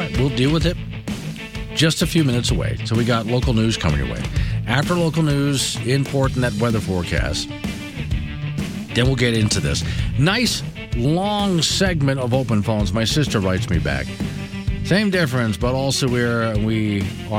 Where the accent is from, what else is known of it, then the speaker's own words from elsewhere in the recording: Florida, United States; on my hometown island